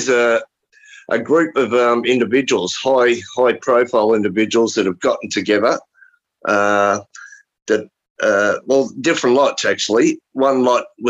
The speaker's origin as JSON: {"language": "English", "country": "Australia", "said": "I'm from Australia."}